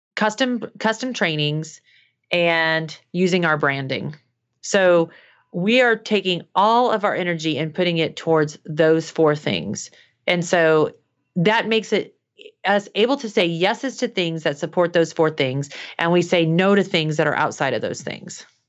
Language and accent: English; Midwest, United States; I was growing up in the Midwest